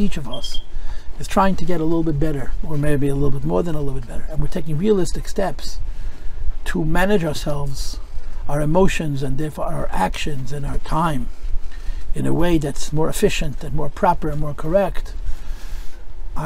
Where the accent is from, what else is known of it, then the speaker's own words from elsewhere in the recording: United States; I'm proud to be an American. I was raised by an immigrant who told me to love America.